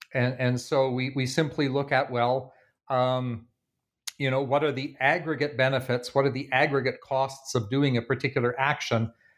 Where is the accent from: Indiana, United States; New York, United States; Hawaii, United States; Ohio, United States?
Indiana, United States; Bloomington; There was an interesting case in my hometown of Bloomington, Indiana, over the past month